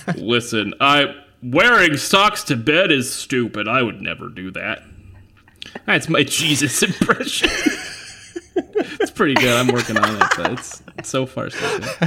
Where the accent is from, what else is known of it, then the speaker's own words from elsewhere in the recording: California, United States; I'm from California